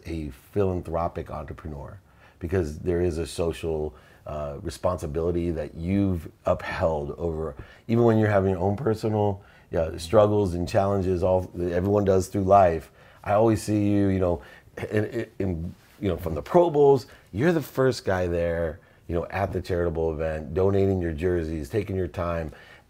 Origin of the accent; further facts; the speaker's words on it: Akron, Ohio, United States; I watched an interview with Bernie Kosar, and I come from Akron, Ohio.